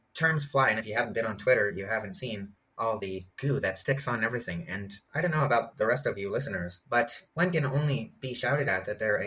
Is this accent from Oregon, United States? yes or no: yes; Portland, Oregon, United States; moved away; my hometown of Portland